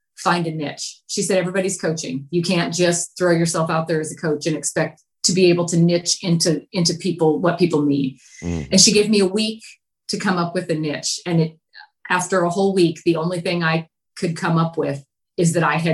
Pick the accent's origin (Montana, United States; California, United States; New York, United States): Montana, United States; near Bozeman; born or raised there; moved away